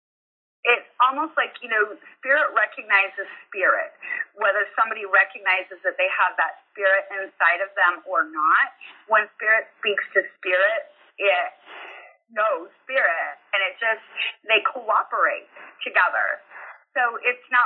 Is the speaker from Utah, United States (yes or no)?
yes; Utah, United States; moved away as an adult; now in Alabama, United States; I'm from Utah, and Utah's all about community and huge family